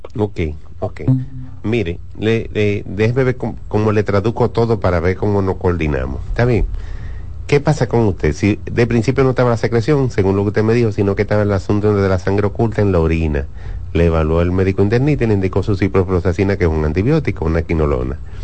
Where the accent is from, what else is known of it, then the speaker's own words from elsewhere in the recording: Dominican Republic; nosotros como dominicanos, latinos